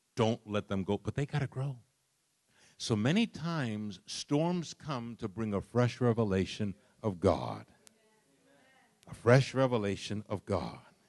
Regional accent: New York City, New York, United States; I was raised in Brooklyn, New York

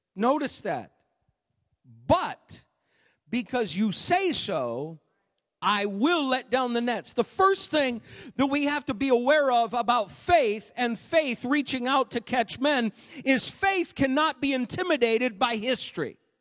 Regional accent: Maine, United States; moved away; Growing up in Maine

